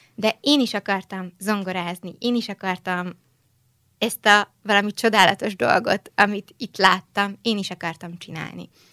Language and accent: Hungarian; Budapest, Hungary; moved away as an adult; also born or lived in Vienna, Austria; itt születtem Budapesten, uh-huh. itt születtem Magyarországon, itt is nőttem föl